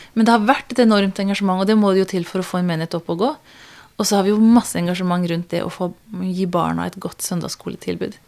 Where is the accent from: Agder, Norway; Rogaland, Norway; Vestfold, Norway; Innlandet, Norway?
Agder, Norway; Kristiansand; also born or lived in Tanzania; jeg er fra Kristiansand. Jeg er egentlig misjonærbarn, oppvokst i Tanzania. Og så kom jeg hit da jeg var syv år. Og vokste opp på Tinnaia Hannevikåsen på andre sida av byen